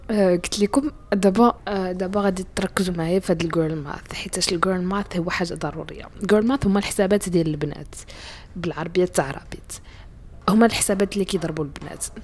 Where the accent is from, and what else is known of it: Morocco